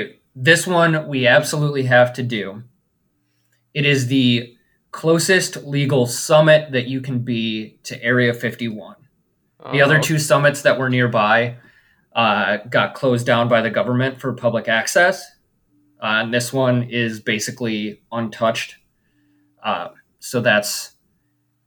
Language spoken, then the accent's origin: English; Chicago, Illinois, United States; I am from the suburbs of Chicago